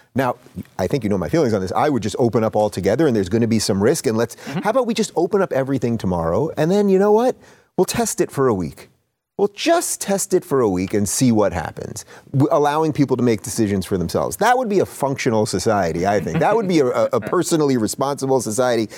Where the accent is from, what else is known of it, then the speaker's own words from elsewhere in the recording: New York, United States; I'm from New York, born and born and raised in New York